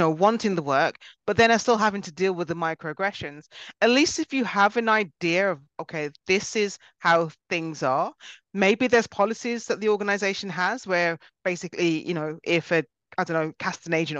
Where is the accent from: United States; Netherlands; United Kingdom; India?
United Kingdom; I was actually born in Britain and my family are from Jamaica